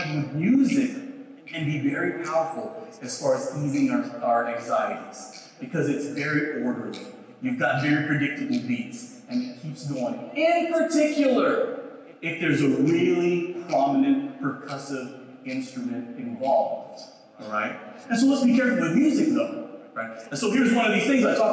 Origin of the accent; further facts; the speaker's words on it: Philippines; I'm Filipino